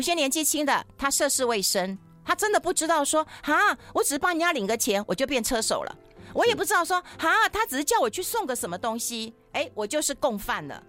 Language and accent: Chinese; Taiwan; 我都怀疑是我们台湾人写的。